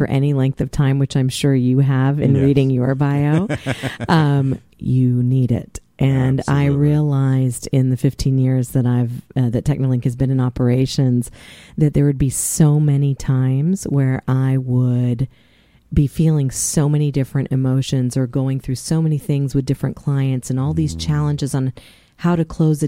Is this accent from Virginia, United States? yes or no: yes; Mount Vernon, Virginia, United States; I grew up in the Washington, D.C. area in Mount Vernon, in particular